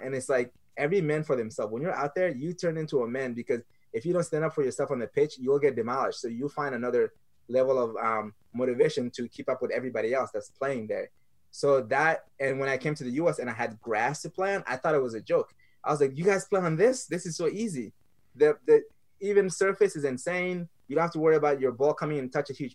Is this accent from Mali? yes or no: yes; Mali; also born or lived in France; now in United States; growing up in Mali, third world country, one of the poorest countries in the world